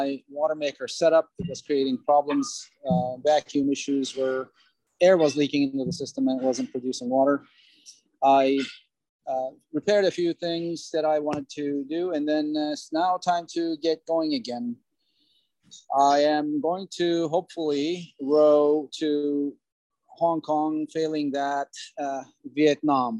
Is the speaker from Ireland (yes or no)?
no; Turkey; moved away as an adult; also born or lived in Cyprus; now in United States; I was born in Cyprus, raised in Turkey, came to US in 86